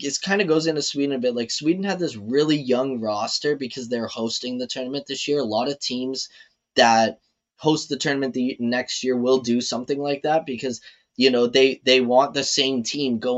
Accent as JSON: {"language": "English", "country": "Canada", "said": "as a Canadian"}